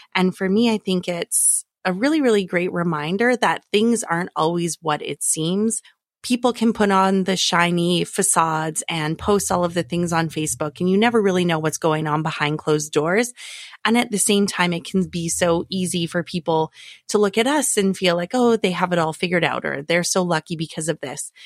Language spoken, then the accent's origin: English; Alberta, Canada; moved away; I am from Alberta originally